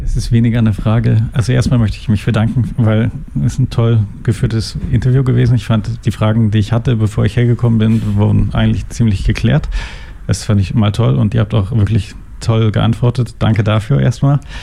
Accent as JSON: {"language": "German", "country": "Germany", "tie": "born or raised there", "moved": "yes", "lives_now": "Switzerland", "said": "ich komme aus Deutschland und meine Mutter äh, war Krankenschwester und bei uns war das einfach kein Problem"}